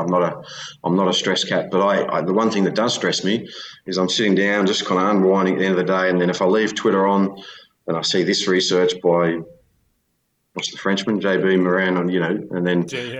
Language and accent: English; Australia; you grow up in a provincial town like that in Australia.